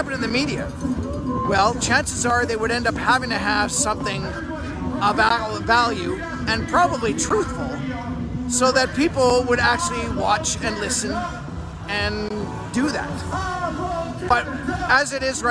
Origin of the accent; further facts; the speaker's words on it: Manitoba, Canada; I grew up in Manitoba